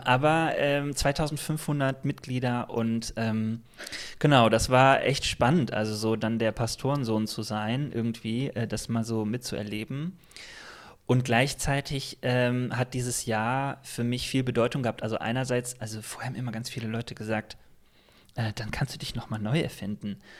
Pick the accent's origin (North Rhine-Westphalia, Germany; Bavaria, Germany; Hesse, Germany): North Rhine-Westphalia, Germany; Remscheid; also ich bin äh, groß geworden in einer Baptistengemeinde. Ich komme aus Remscheid